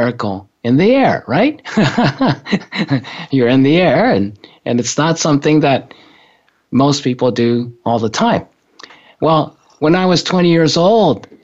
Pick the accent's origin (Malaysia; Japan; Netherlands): Japan; moved away; when I was growing up in Japan